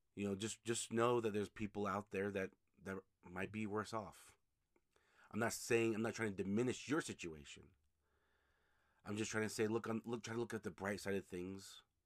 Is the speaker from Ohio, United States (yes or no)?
no; Utah, United States; here in Utah, my home state